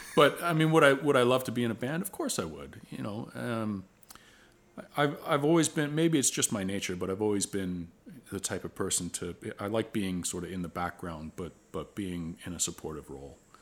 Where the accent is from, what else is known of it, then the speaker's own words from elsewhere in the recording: Oakville, Ontario, Canada; I grew up in Oakville.